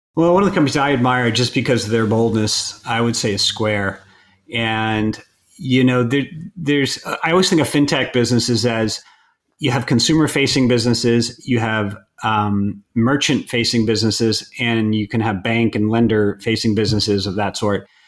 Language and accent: English; outside Boston, Massachusetts, United States; moved away; also born or lived in California; grew up outside Boston